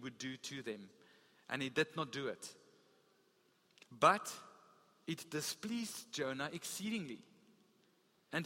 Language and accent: English; Gauteng, South Africa; also born or lived in Free State; now in Western Cape, South Africa; I grew up in Gauteng